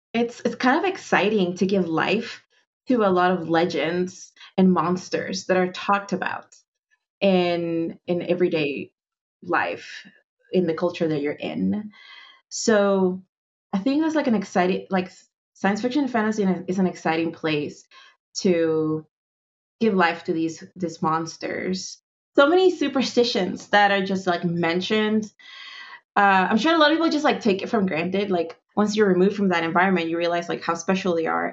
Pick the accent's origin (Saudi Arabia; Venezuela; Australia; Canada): Venezuela; also born or lived in Andes; now in United States; I grew up in Venezuela, so it's like I took a lot of things for granted